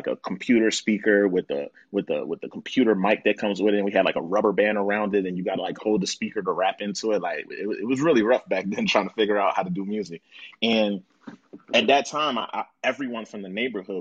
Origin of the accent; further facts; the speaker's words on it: Philadelphia, Pennsylvania, United States; I grew up in Southwest Philly